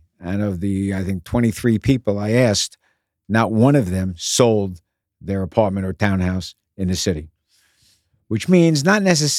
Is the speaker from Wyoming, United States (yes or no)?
no; Bronx, New York, United States; I was born in the Bronx near Yankee Stadium.